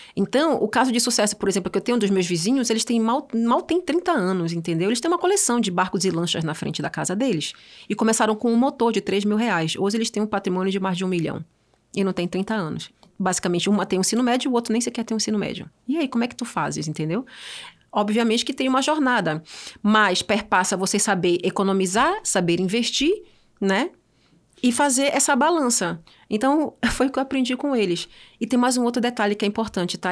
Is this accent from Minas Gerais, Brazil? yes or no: no; Belém, Pará, Brazil; moved away as an adult; also born or lived in Switzerland; now in São Paulo, Brazil; Eu saí de Belém do Pará, eu tinha o sonho de criança de ser diplomata, morei seis anos na Suíça